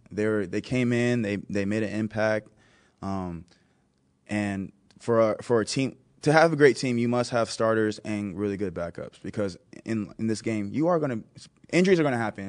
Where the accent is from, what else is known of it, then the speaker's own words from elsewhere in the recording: Texas, United States; moved away as an adult; now in Buffalo, United States; I am from Texas, I live in Buffalo